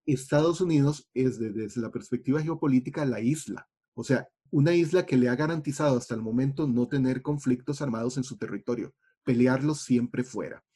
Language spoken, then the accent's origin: Spanish; Costa Rica; como costarricenses nos acostumbramos a no pensar en la geografía